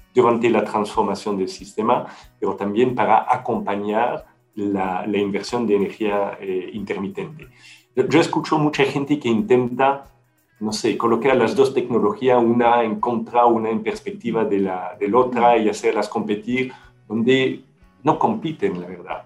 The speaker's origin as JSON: {"language": "Spanish", "country": "Belgium", "second_language": "Spanish", "moved": "as an adult", "lives_now": "Chile", "said": "fuera de Bélgica"}